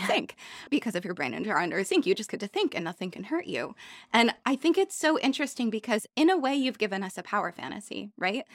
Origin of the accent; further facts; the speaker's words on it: New York City, New York, United States; as a New Yorker when I'm out of the city